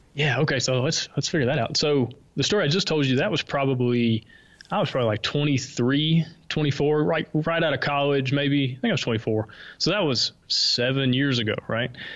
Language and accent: English; Alabama, United States; accent: Southern; moved away as an adult; now in Honduras; I'm from Alabama. Uh, as you can maybe tell, I have a slight Southern accent.